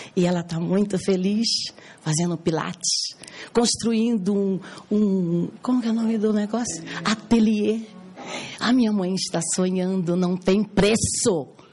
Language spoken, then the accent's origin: Portuguese; Cuiabá, Mato Grosso, Brazil; eu sou cuiabana